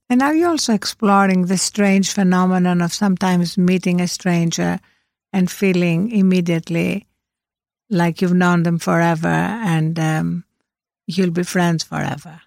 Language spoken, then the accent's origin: English; Greece; the ancient philosophers that I was brought up with in Greece